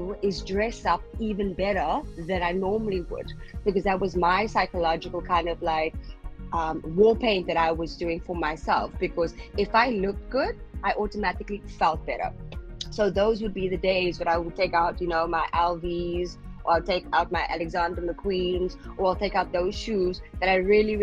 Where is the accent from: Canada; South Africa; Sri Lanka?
South Africa; now in Qatar; I'm from South Africa originally, but I am currently living in Qatar